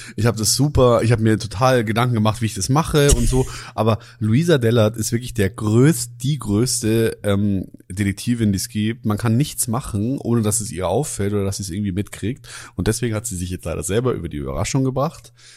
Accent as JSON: {"language": "German", "town": "Germering", "region": "Bavaria", "country": "Germany", "said": "Germering, wo ich herkomme"}